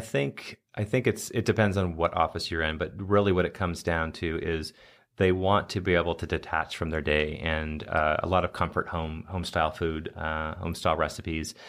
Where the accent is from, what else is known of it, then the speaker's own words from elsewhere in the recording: United States; an American chef